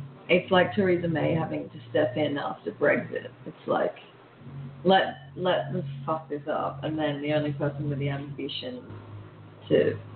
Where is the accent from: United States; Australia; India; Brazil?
Australia; also born or lived in London; we're Australian